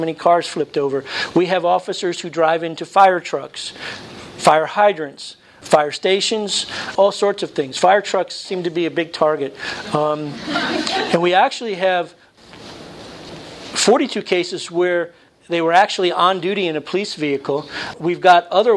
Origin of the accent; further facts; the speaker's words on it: New Jersey, United States; I was born in New Jersey.